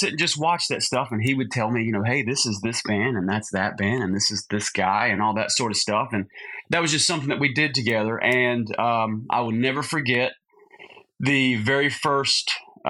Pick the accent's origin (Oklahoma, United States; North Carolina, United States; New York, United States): North Carolina, United States; Lincolnton; moved away as an adult; also born or lived in Camp Lejeune, North Carolina / Nashville, Tennessee; So Lincolnton is my hometown, though, technically, and that's where I grew up.